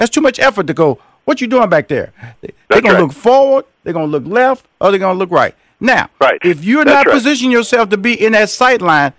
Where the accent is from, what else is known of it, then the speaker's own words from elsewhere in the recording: Houston, Texas, United States; That's my hometown. I have a home in Atlanta. I have a home in Houston. I'm born and raised in Houston.